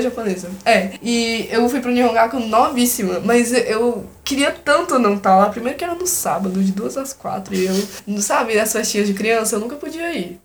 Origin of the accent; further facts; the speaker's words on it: Brazil; eu sou brasileira, sabe? Sempre morei aqui, nunca morei fora